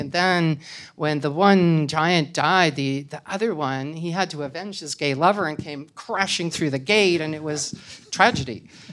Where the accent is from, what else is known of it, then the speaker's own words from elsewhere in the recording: Canada; I'm Canadian, so that's, you know, it's another thing. I mean, I come from a culture that is similar to American culture but is not American culture.